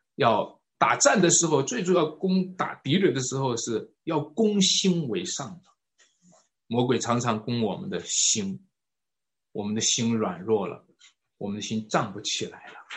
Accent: China; 我们中国人

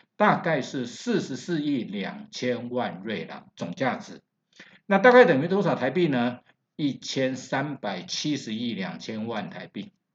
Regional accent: Taiwan; 我们台湾人一般把它叫做罗雷

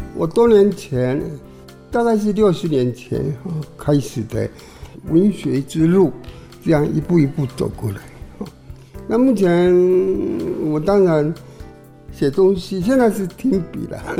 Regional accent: Longtan, Taoyuan, Taiwan; first language Taiwanese Hokkien; Chinese is a second language; also born or lived in Daxi, Taoyuan / Taipei; 扳回龙潭现在是客家庄咯

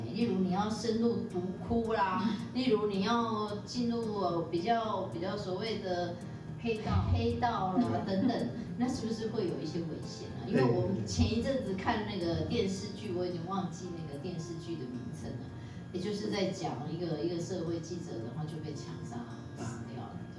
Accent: Taiwan; 就我们台湾话叫做文化流氓啊。

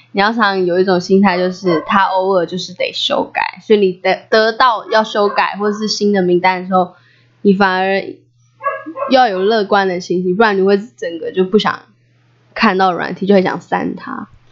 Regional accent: Taiwan; 在部落长大最美的资产，在部落学习

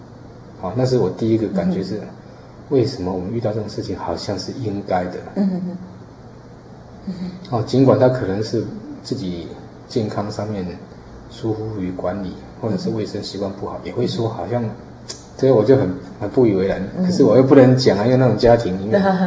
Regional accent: Taiwan; 因为我在四号公园长大哈。

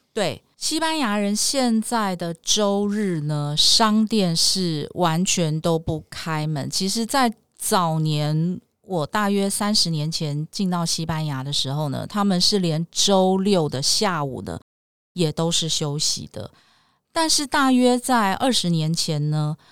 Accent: Taiwan; moved away as an adult; also born or lived in Madrid, Spain; 我们台湾人

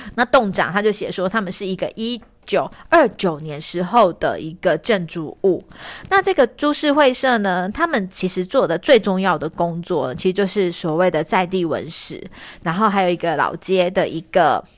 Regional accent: northern Taiwan, Taiwan; 我们北部人

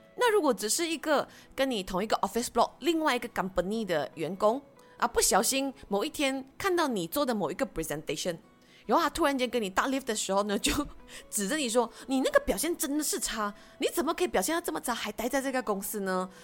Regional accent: Malaysia; 我们是马来西亚人

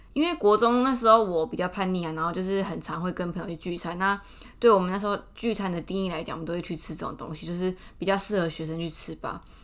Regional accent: Taichung, Taiwan; now in Taipei, Taiwan; 因为我从小在台中的时候，我们家都去大润发

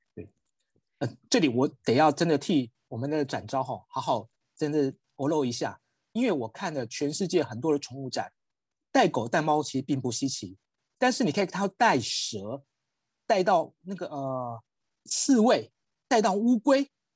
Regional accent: Taiwan; 我们身为一个台湾人，特别在台北哦

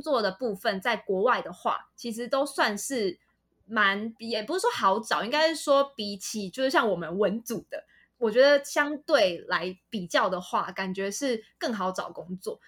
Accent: Taipei, Taiwan; 我本身是台北人

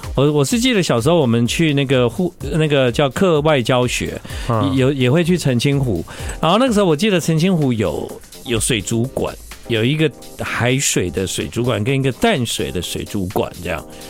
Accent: Tainan, Taiwan; 小时候我住台南，然后呢，我们只要什么教学，户外教学，我们就会去什么巫山头水库

